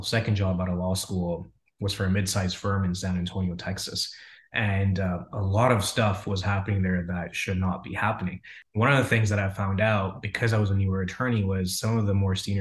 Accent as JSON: {"language": "English", "country": "Canada", "tie": "born or raised there", "also_born_or_lived": "Frankfurt, Germany", "moved": "as an adult", "lives_now": "United States", "said": "I grew up in Germany, in Frankfurt. My parents before that, they had immigrated from Punjab, which is northern part of India. Dad immigrated to Germany in the mid to late 70s. And so I lived there until I was about 7 or 8. And when around that time, we had immigrated to Canada, where I spent majority of my childhood."}